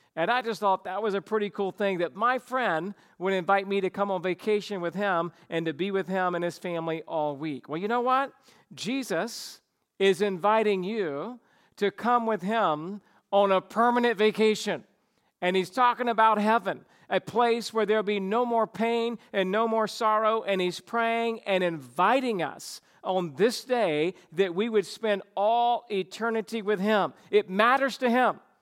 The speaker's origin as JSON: {"language": "English", "region": "the South", "country": "United States", "tie": "born or raised there", "said": "I grew up in the South"}